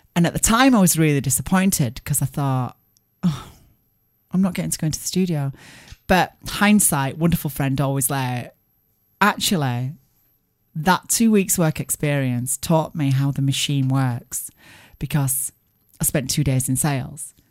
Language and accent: English; Barnsley, Yorkshire and the Humber, United Kingdom; my hometown of Barnes